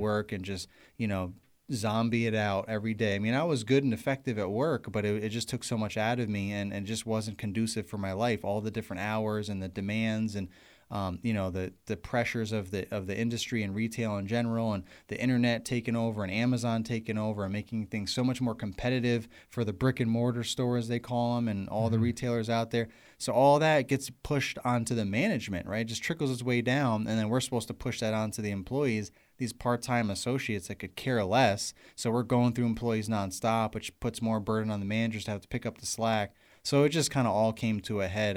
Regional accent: New York, United States; moved away as an adult; also born or lived in Pennsylvania; now in Virginia, United States; I'm from New York

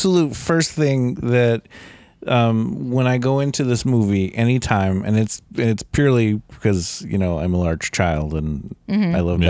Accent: United States

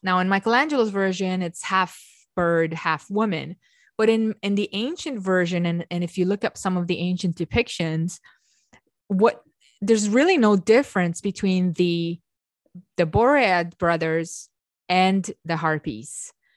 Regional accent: Romania; I'm Romanian, I come from Eastern Europe.

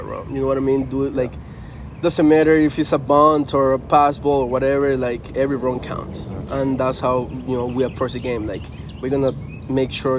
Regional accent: Venezuela; first language Spanish; English is a second language; moved away as an adult; also born or lived in New York, United States / Chicago area, United States; now in United States; Actually, I grew up in Venezuela. I was born here in the States. But when I was 3 years old, we moved back to Venezuela

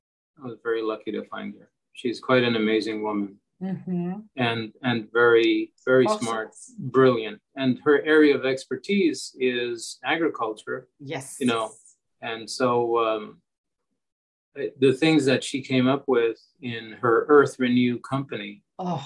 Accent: New York, United States; I'm a New Yorker.

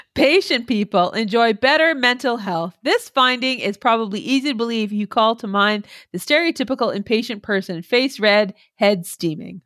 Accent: Canada

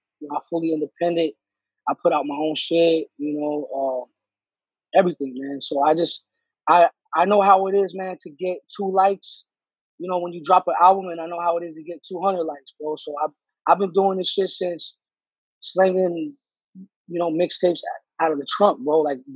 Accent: Los Angeles, California, United States; I'm a Mexican from

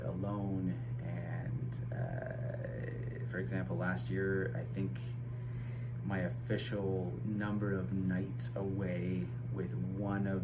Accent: London, Ontario, Canada; I hail from London, Ontario, Canada

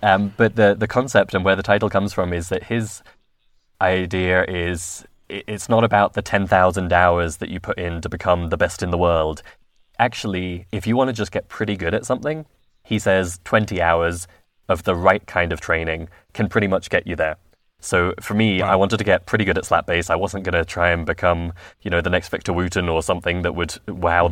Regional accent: London, United Kingdom; I'm originally from London

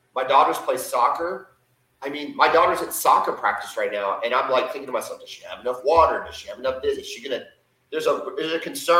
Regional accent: San Antonio, Texas, United States; now in Oklahoma, United States; we grew up in San Antonio, Texas, together

